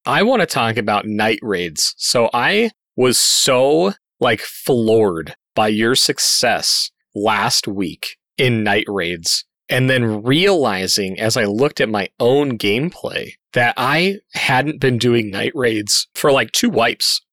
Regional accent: Colorado, United States; moved away; my home state, Colorado

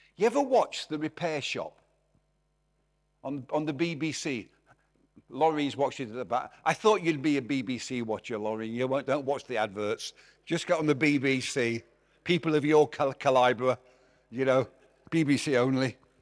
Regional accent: Derby, East Midlands, United Kingdom; moved away; also born or lived in Glasgow; I'm from Derby

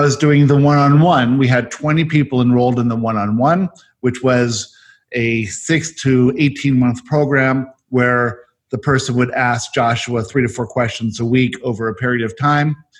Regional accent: South Africa; I was born in South Africa

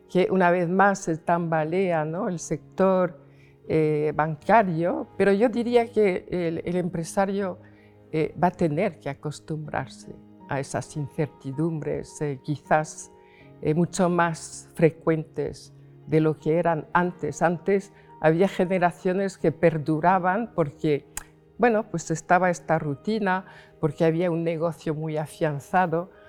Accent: Paris, Île-de-France, France; accent: French; Spanish is a second language; now in Logroño, Spain; me vine de París a Logroño, pues primero porque mi padre necesitaba eh, apoyo. Entonces, bueno, pues cuando llegué, eh, claro, era joven, eh, hablaba español con un acento francés

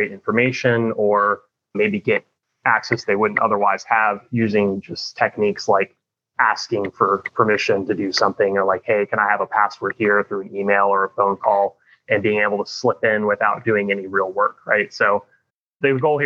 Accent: St. Petersburg, Florida, United States; I was born and raised in St. Petersburg, Florida. So I'm a Florida native

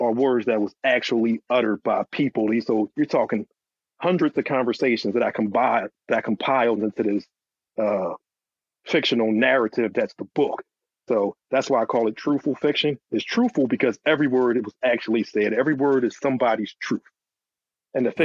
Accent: Philadelphia, Pennsylvania, United States; I'm from Philly

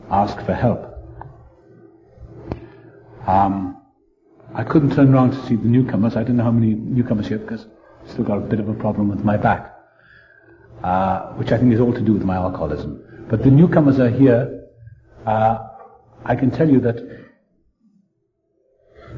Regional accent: South Wales, United Kingdom; I was born in South Wales.

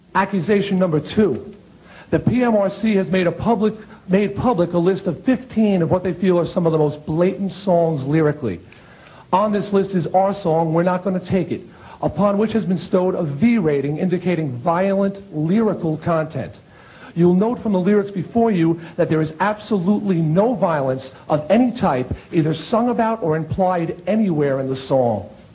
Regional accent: Long Island, New York, United States; my hometown newspaper on Long Island

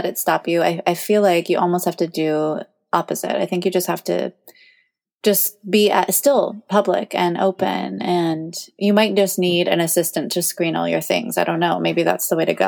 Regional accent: Maui, Hawaii, United States; I'm from Maui.

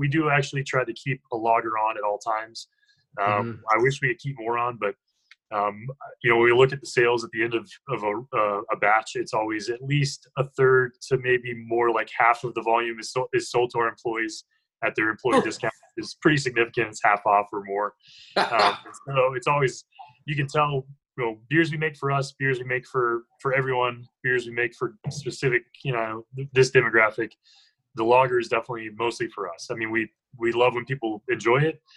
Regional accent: North Carolina, United States; moved away as an adult; now in Greeley, United States; I moved straight from North Carolina, grew up in North Carolina, moved to Greeley

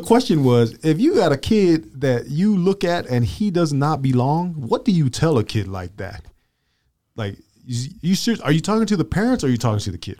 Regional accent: Glendale, United States; I was from Glendale

